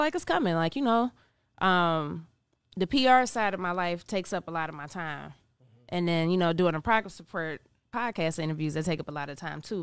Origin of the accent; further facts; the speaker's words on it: Cincinnati, Ohio, United States; also born or lived in New York; I'm from Cincinnati, Ohio. Grew up in Cincinnati, Ohio